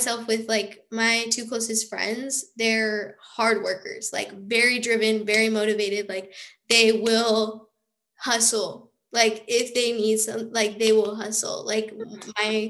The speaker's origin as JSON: {"language": "English", "town": "Overland Park", "region": "Kansas", "country": "United States", "moved": "as an adult", "lives_now": "Kansas City, United States", "said": "I'm originally from Overland Park, Kansas, which is near like Kansas City."}